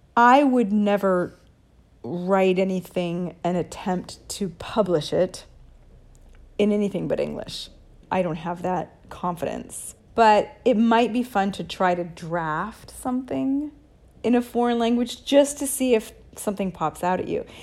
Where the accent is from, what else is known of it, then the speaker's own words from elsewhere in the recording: United States; now in Italy; I'm American